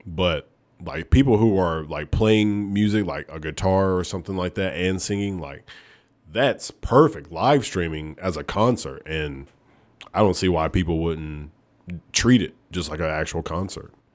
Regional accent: Oneonta, Alabama, United States; moved away; I am from Oneonta, Alabama

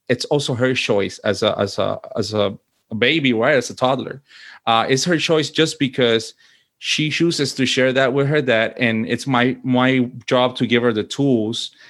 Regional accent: Puerto Rico; moved away as an adult; also born or lived in Washington, D.C.; now in United States; I was born and raised in Puerto Rico, and I lived there until I was an adult pretty much, right? I think the choice of coming to the U.S. was mine as an adult.

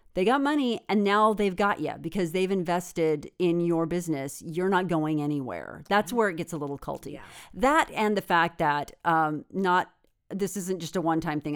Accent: Redding, California, United States; moved away; I'm from Redding, you know, right. I'm from Northern California. Grew up there.

